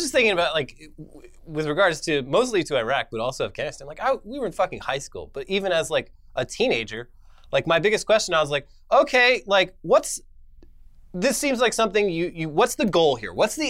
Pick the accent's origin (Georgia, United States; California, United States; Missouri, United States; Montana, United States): California, United States; Orange County; I was surrounded by fucking psychos in Orange County, California as well.